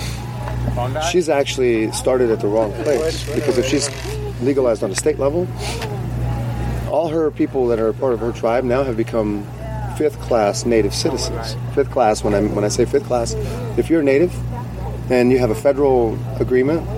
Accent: Brazil; moved away; also born or lived in Denver; I'm originally from Brazil, and I'm part of a tribe called the Quilombo de Palmares

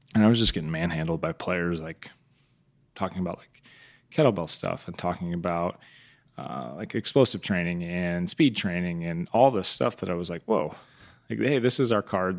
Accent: Council Bluffs, Iowa, United States; moved away; grew up in Council Post, Iowa

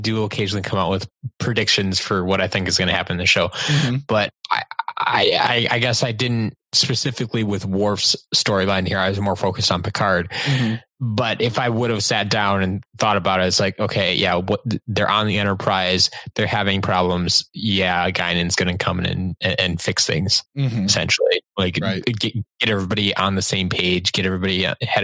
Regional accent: United States; I'm an American

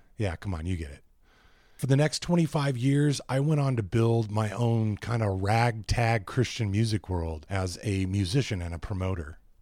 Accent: Ventura, California, United States; moved away as an adult; my two daughters and I moved back to my hometown of Ventura, California, a small beach town northwest

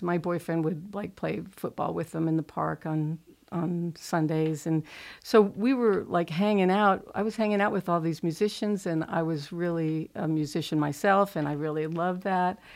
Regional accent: Pasadena, California, United States; I grew up in Pasadena, California.

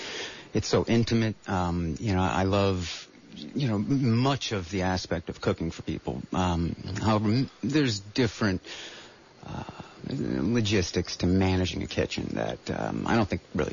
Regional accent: Miami, Florida, United States; moved away as an adult; now in Santa Cruz, United States; No, not originally. I came to the Bay Area back in 2000 from Miami.

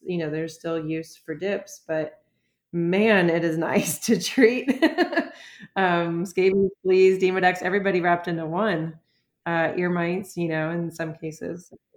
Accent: Florida, United States; also born or lived in Michigan; now in Pittsburgh, United States; I'm from Florida

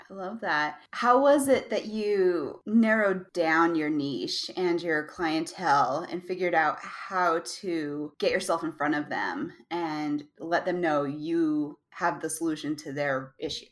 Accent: Utah, United States; I'm from Utah.

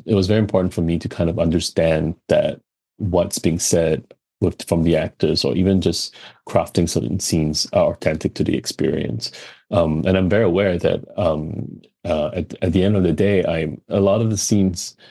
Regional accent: Singapore; also born or lived in Los Angeles; coming from Singapore, where we are very multicultural

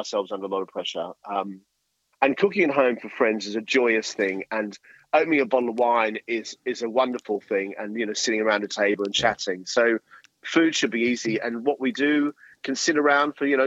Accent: Australia; as an Aussie, and I'm very, very proud Aussie

